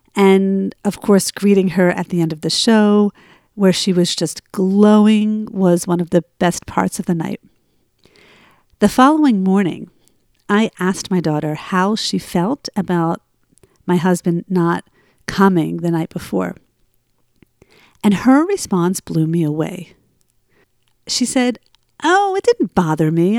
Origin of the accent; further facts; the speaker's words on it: Cherry Hill, New Jersey, United States; moved away; broadcasting from my hometown of Cherry Hill, New Jersey. I am here for a month visiting my family